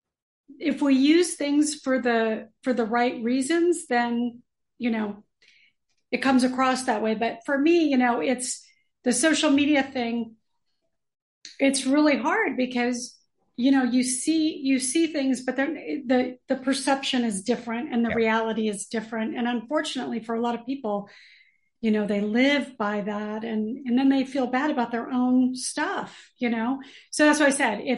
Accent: Los Angeles, California, United States; I'm a native LA girl, born and raised in California

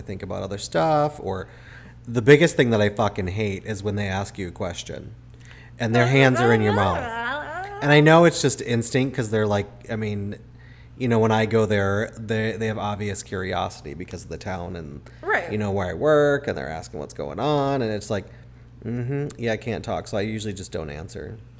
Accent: Chicago, Illinois, United States; moved away; growing up in Chicago

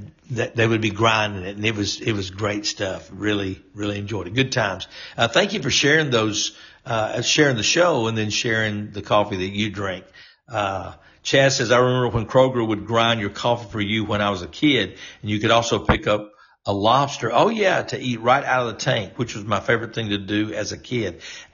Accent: North Louisiana, United States; even though I was a Yankee from North Louisiana.

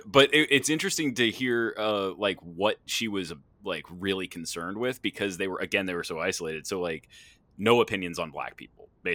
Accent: Pennsylvania, United States; I grew up in Penn Dutch country

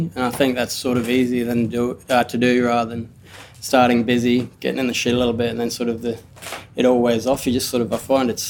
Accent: Cairns, Queensland, Australia; now in Brisbane, Australia; I grew up in Cairns. I was a teenager in Cairns. My family's from up there

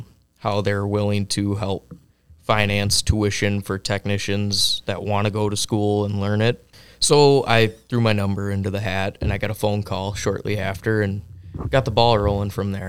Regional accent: Le Sueur, Minnesota, United States; I'm from Le Sueur.

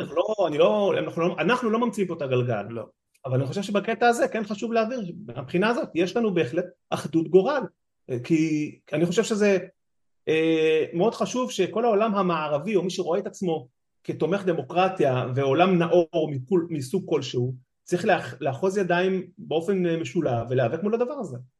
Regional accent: Israel; now in Netherlands; לנו כישראלים

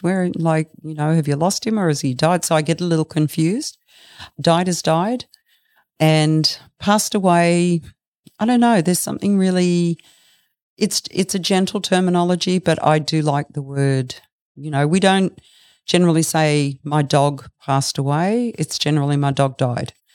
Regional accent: Brisbane, Queensland, Australia; moved away as an adult; now in Bellingen, Australia; I grew up in Brisbane. I moved down here about thirty years ago to raise my two children.

